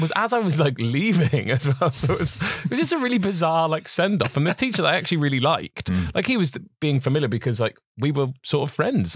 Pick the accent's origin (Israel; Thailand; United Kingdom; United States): United Kingdom; Welsh, Wales; being Welsh